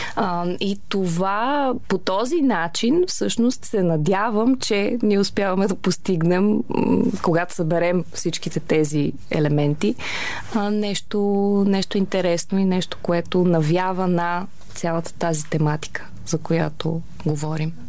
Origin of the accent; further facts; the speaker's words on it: Varna, Varna Province, Bulgaria; Аз а, съм от Варна